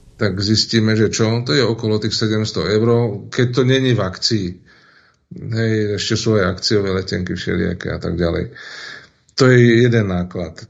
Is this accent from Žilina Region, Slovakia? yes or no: yes; Turčianske Teplice, Žilina Region, Slovakia; u nás v Turčanských tepliciach